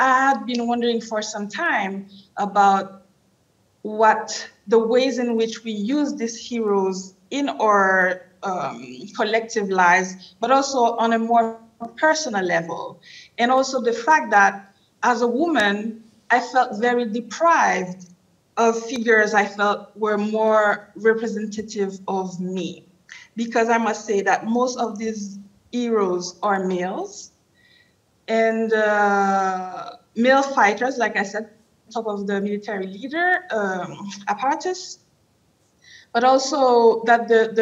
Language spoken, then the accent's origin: English; Haiti; I was born and raised in Haiti, Haiti in the Caribbean, first Black Republic